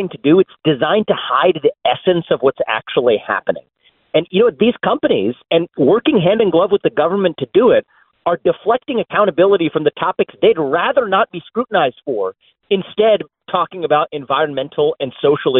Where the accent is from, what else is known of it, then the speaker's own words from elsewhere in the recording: Ohio, United States; born and raised in Ohio. I'm talking to you from Ohio today